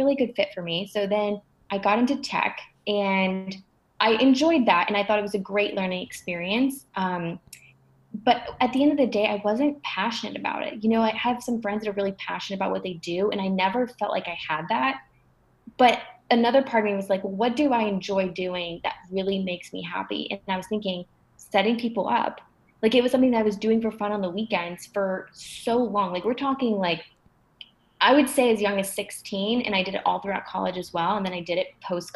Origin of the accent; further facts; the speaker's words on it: Atlanta, Georgia, United States; moved away as an adult; also born or lived in Montreal, Canada; now in New York, United States; I moved from Montreal to Atlanta when I was 7 years old